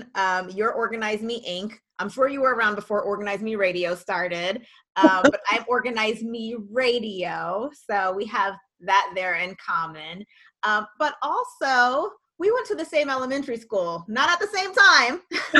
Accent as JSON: {"language": "English", "town": "New York City", "region": "New York", "country": "United States", "tie": "born or raised there", "said": "Whenever I tell people I'm from Staten Island, they're like, where?"}